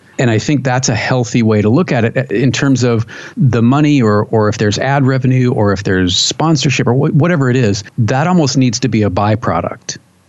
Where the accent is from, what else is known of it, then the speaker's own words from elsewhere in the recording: California, United States; there we grew up with as a Californian, you'll know that there were.